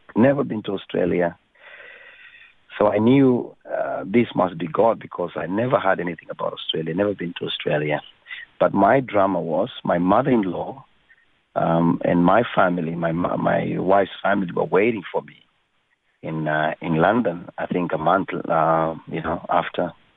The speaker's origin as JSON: {"language": "English", "country": "Kenya", "tie": "born or raised there", "said": "I was born in Kenya."}